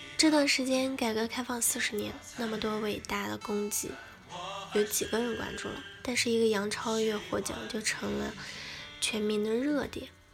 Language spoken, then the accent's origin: Chinese; China; 作为一个中国人